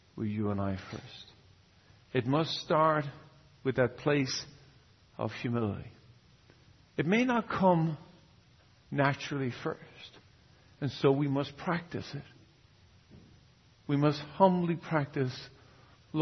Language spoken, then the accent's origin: English; Ireland; now in San Jose, United States; I'm from Ireland originally, but I'm from San Jose.